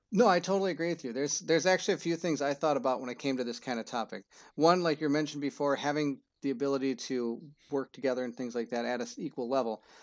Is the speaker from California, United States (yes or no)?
no; Minnesota, United States; I'm not from Cedar Rapids, Iowa, I'm from Minnesota